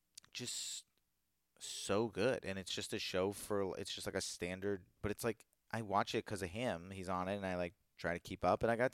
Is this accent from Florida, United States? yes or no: no; Virginia, United States; maybe it's because I grew up in Virginia in an area where that was who they are.